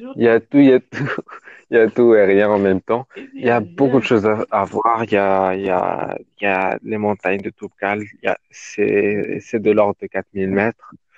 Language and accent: French; Morocco; je suis du Maroc